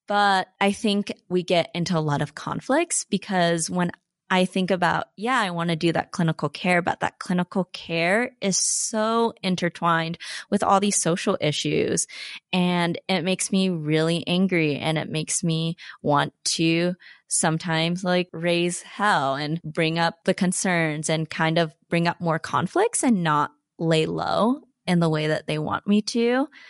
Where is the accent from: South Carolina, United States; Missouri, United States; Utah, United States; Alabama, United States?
Utah, United States; Salt Lake City; as Asian Americans growing up in Salt Lake City